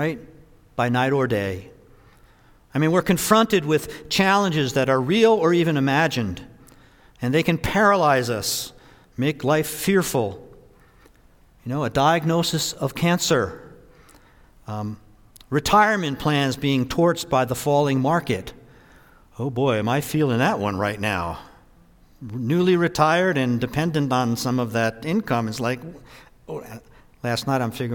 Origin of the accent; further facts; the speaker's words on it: New Jersey, United States; the house I grew up in New Jersey, just outside of New York City.